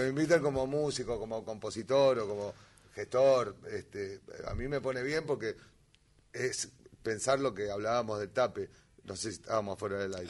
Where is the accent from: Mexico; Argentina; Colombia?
Argentina; Harley, Buenos Aires Province; also born or lived in Lomas de Zamora; now in Valentín Alsina, Argentina; Yo soy de Harley. Yo, ah. nací, en, Lomas, tuve ratito en Lomas